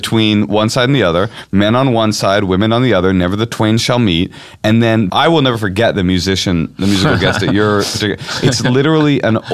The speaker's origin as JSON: {"language": "English", "town": "Oakland", "region": "California", "country": "United States", "tie": "born or raised there", "said": "… and I grew up in Oakland, California, going to public schools."}